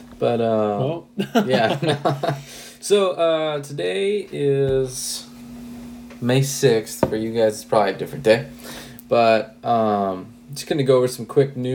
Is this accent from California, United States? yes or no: yes; Huntington Beach, California, United States; now in Sunnyvale, United States; where I grew up in Huntington Beach